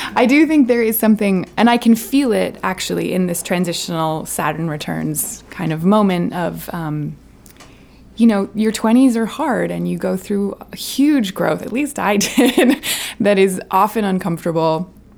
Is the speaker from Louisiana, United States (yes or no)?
no; Camden, Maine, United States; my hometown of Camden